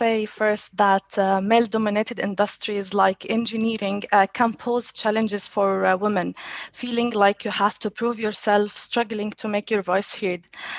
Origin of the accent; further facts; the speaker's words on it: Jordan; moved away as an adult; now in Dubai, United Arab Emirates; I had challenges that I relocated from Jordan to Dubai to work at Citrix. So I left my family.